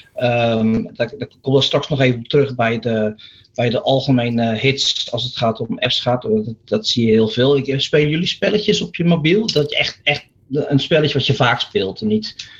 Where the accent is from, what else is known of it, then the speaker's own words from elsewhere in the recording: Zeeland, Netherlands; moved away; ik ben een boertje uit Zeeland van oorsprong